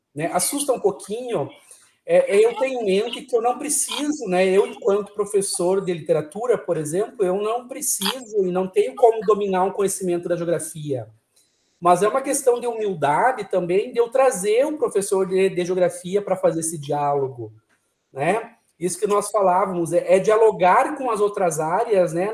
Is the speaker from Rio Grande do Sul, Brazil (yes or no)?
yes; São Borja, Rio Grande do Sul, Brazil; Eu sou natural de São Borja, terra dos presidentes